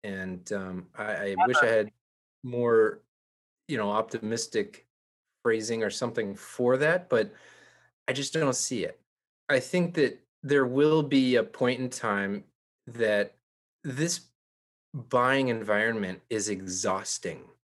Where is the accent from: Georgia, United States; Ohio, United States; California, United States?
California, United States; Santa Cruz; I grew up in Santa Cruz